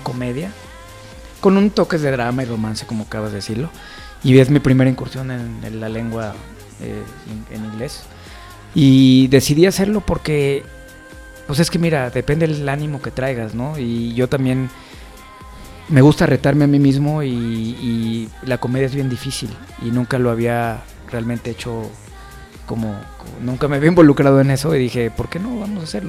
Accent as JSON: {"language": "Spanish", "country": "Mexico", "said": "nuestro país"}